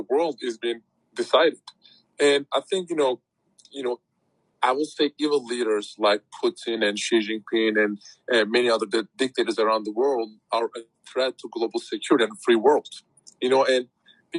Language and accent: English; Turkey; moved away; my activism started with Turkey because that's my home country